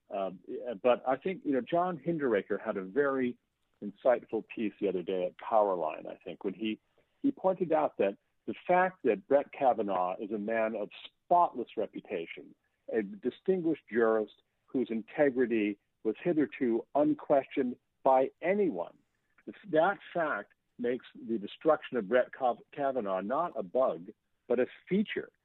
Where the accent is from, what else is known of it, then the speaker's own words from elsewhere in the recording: Maine, United States; I grew up in Maine